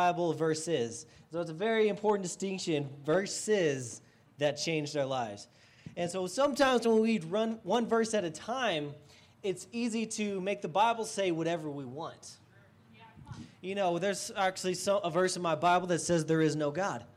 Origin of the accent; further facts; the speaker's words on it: Estes Park, Colorado, United States; moved away as an adult; also born or lived in Texas; I grew up in Estes Park. This is about an hour and a half down the road. I lived there most of my life until college